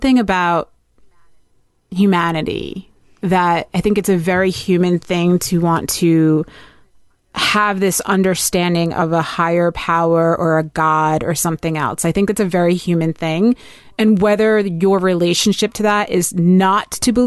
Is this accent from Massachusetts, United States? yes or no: no; New Jersey, United States; I'm a dirty Jersey girl